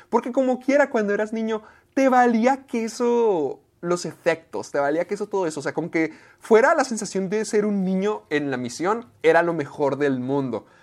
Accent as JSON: {"language": "Spanish", "country": "Mexico", "said": "corresponsal mexicano"}